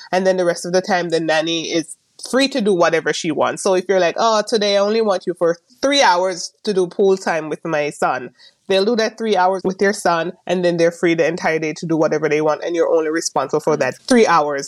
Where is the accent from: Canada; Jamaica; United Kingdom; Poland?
Jamaica; moved away as an adult; also born or lived in Maryland, United States; now in California, United States; I am originally from Jamaica. I came here a few years ago